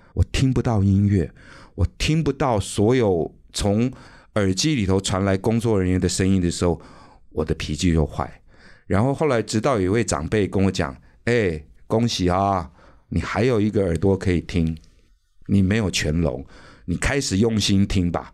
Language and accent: Chinese; Taipei, Taiwan; 我是一个台北长大的孩子，台北我太熟了，每一条桥我都非常熟